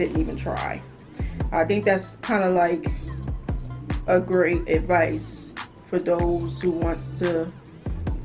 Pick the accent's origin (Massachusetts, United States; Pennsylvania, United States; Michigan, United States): Pennsylvania, United States; Chester; also born or lived in Philadelphia suburbs; I'm originally born in Chester, but I'm actually living in the burbs of in Philly